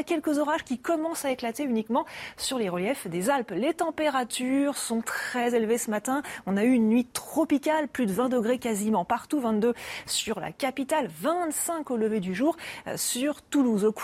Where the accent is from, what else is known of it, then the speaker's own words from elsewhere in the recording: Argentina; Il fait trop chaud pour moi. Moi, je viens d'Argentine. C'est l'hiver là-bas.